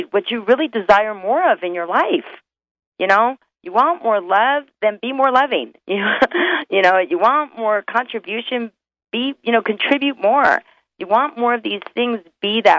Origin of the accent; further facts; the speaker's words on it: North Carolina, United States; moved away; I'm originally from North Carolina